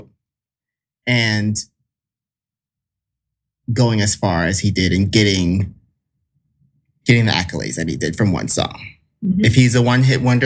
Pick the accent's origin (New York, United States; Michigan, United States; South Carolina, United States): South Carolina, United States; I'm from South Carolina. South Kakalaki.